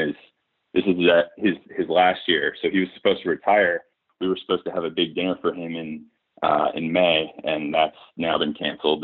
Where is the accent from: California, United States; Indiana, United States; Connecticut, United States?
Connecticut, United States; Hartford; moved away as an adult; also born or lived in Boston, Massachusetts / Upper West Side, Manhattan, New York; I grew up in New England. So born in Boston. Uh, childhood outside of Hartford, Connecticut